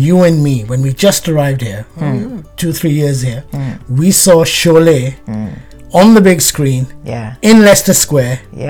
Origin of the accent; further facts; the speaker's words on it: India; moved away; all my life growing up in India